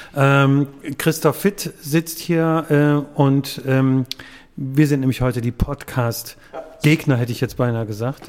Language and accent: German; Wuppertal, North Rhine-Westphalia, Germany; gebürtiger Wuppertaler